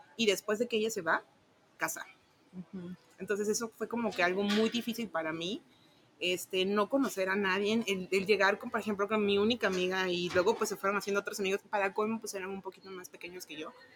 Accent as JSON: {"language": "Spanish", "region": "Tabasco", "country": "Mexico", "tie": "born or raised there", "moved": "as an adult", "lives_now": "Guadalajara, Mexico", "said": "soy originaria de Tabasco, entonces yo hice como un cambio de venirme de, Tabasco a, Guadalajara"}